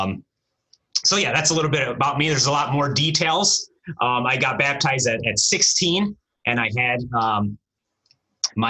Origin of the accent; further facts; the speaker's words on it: United States; first language Romanian; English is a second language; I was born here in the States. My parents came here. My dad came here in 79 and then my mother shortly after. We grew up here. Our language initially was Romanian.